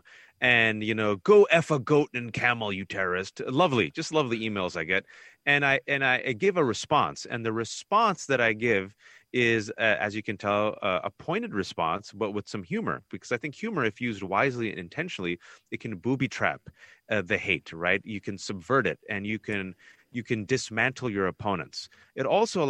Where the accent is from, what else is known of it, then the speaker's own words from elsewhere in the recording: Fremont, California, United States; I was born and raised here. You want me to go back to Fremont, California?